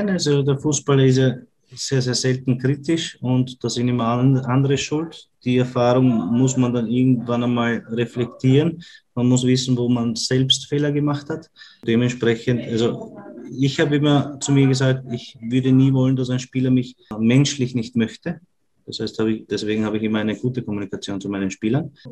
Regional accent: Vienna, Austria; accent: Viennese; unser, unser, unser Wiener Dialekt ist ja nicht immer zum, zum Verstehen für andere.

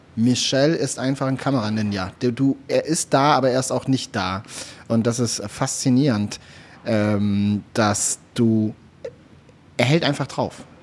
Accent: Swabia, Baden-Württemberg, Germany; ich komme aus dem Schwabenland

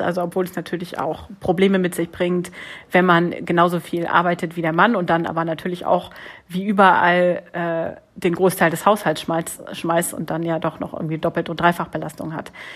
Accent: Germany; moved away as an adult; now in Lyon, France; Also ich bin ja Deutsche, die in Frankreich äh, wohnt

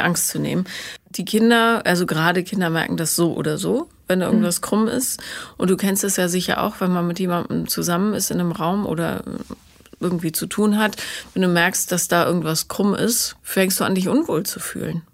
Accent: Bonn, North Rhine-Westphalia, Germany; ich bin ja in Bonn aufgewachsen

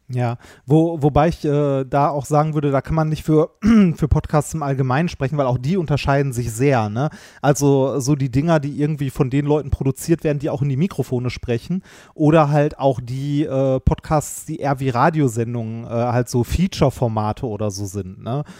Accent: Ruhr area, North Rhine-Westphalia, Germany; Ich bin auch im Ruhrgebiet groß geworden

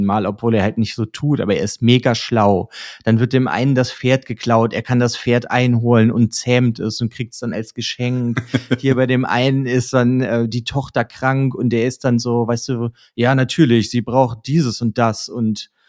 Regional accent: Germany; als Deutscher

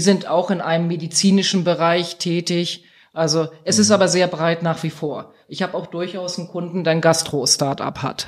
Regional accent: Eckernförde, Schleswig-Holstein, Germany; moved away; also born or lived in Essen; in Eckernförde da ein bestimmtes Gebäude, das ist in meiner Heimat, das liegt an der Ostseeküste

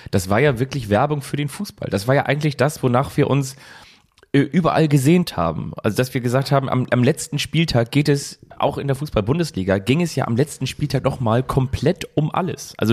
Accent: Kiel, Schleswig-Holstein, Germany; fast ausverkauft, aber eine gigantische Atmosphäre als Kieler eigentlich das, wovon du immer so ein bisschen geträumt hast.

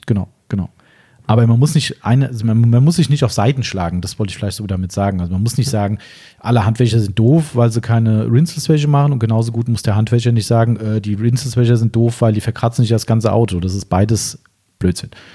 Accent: Germany; bei uns in Deutschland

